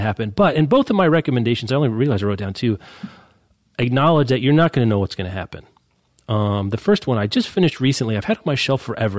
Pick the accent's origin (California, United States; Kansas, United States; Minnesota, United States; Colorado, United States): Kansas, United States; Lawrence; my hometown, Lawrence